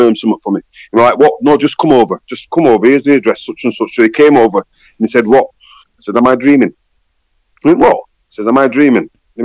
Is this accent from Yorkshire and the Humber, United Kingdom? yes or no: yes; Leeds, Yorkshire and the Humber, United Kingdom; also born or lived in Sheffield